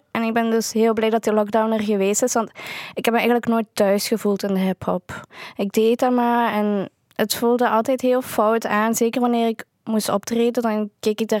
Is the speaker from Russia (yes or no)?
yes; Kazan, Tatarstan, Russia; Van Kazan.